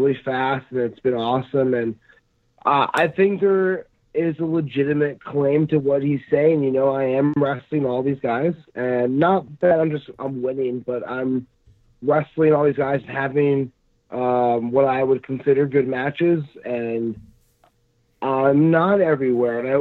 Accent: New Jersey, United States; moved away as an adult; now in Southern California, United States; I'm from New Jersey. Moved out here about 5 years ago

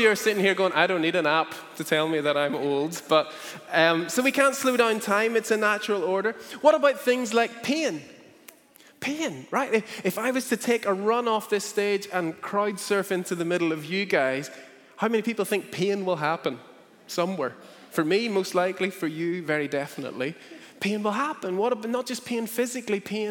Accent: Northern Ireland, United Kingdom; growing up in Northern Ireland

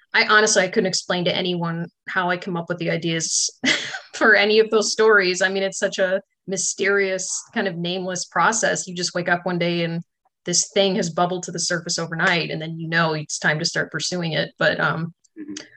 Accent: Chicago, Illinois, United States; moved away as an adult; also born or lived in Michigan / Louisiana; now in Oak Ridge, United States; I grew up in the Chicago area

